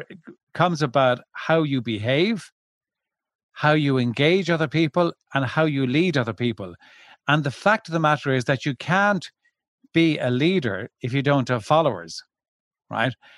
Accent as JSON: {"language": "English", "country": "Ireland", "said": "I've originally from Ireland."}